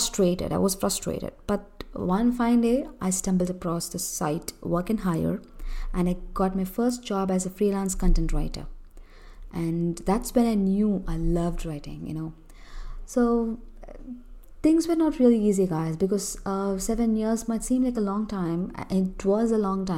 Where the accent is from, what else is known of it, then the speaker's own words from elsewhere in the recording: Chennai, Tamil Nadu, India; I'm from Chennai, Tamil Nadu, a southern part of India